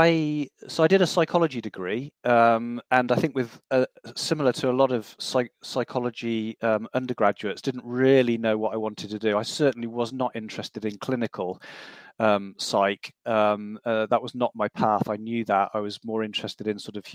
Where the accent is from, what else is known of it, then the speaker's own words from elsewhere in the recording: Loughborough, East Midlands, United Kingdom; moved away as an adult; also born or lived in United States; Loughborough was my hometown, so I didn't want to go back there